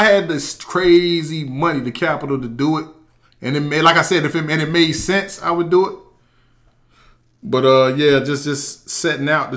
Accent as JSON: {"language": "English", "town": "Wilson", "country": "United States", "tie": "born or raised there", "said": "I was born here in Wilson"}